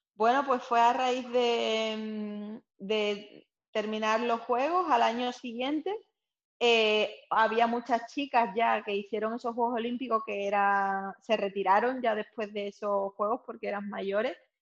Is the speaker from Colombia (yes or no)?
no; Seville, Andalusia, Spain; also born or lived in Cádiz; yo nací en Sevilla y hago mi vida entre Sevilla y Cádiz actualmente